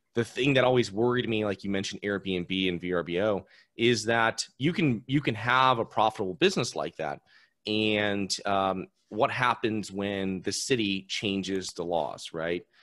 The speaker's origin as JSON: {"language": "English", "region": "Connecticut", "country": "United States", "moved": "yes", "lives_now": "Florida, United States", "said": "I'm originally from Connecticut, a very tenant friendly state"}